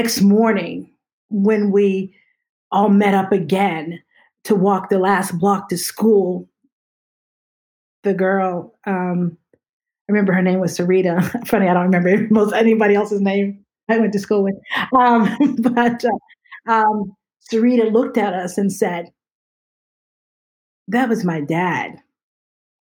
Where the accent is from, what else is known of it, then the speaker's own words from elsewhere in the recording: outside of Pittsburgh, Pennsylvania, United States; I grew up in Pennsylvania, and so outside of Pittsburgh